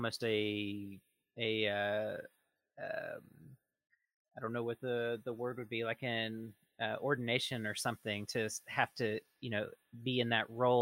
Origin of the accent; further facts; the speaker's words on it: Southeast, United States; moved away; I'm originally from the Southeast